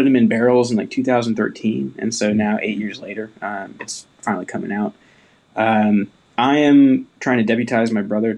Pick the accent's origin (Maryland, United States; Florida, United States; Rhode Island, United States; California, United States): California, United States; Chico; moved away; I'm actually back in my hometown of Chico, California